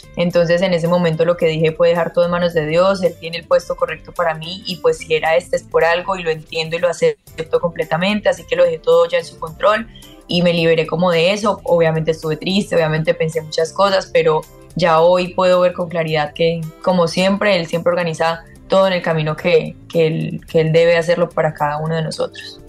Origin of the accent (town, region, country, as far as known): Colombia